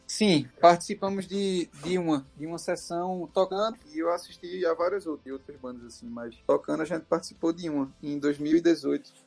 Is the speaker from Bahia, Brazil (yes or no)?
no; Recife, Pernambuco, Brazil; 2014 foi a primeira vez que a gente saiu de Recife, saiu do Nordeste